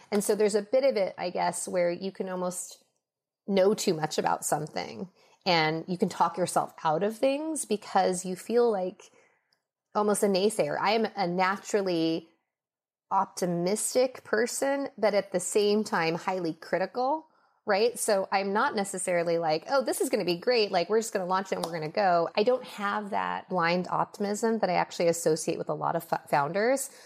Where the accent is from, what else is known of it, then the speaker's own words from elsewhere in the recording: Los Angeles, California, United States; also born or lived in Minnesota; I was raised mostly in Los Angeles.